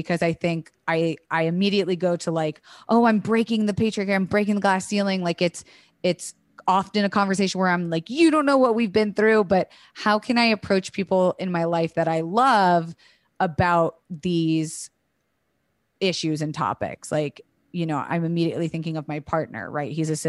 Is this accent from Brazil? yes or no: no; Florida, United States; also born or lived in Alabama; I was raised in Florida and then tried to go to college in Alabama, and I quickly ran from that shit.